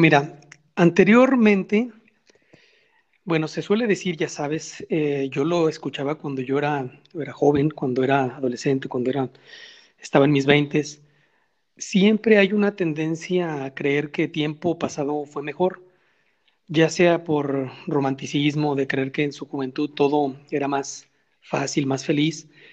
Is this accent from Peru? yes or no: no; Guadalajara, Jalisco, Mexico; nosotros como mexicanos, como tapatíos